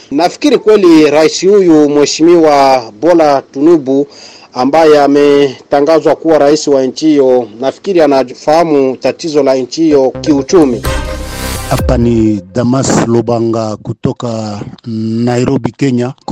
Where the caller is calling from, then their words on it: Moba, Tanganyika, DR Congo; Napiga simu natokea maeneo ya Mtambala Sindano Aveni Kabuteke Moba DRC.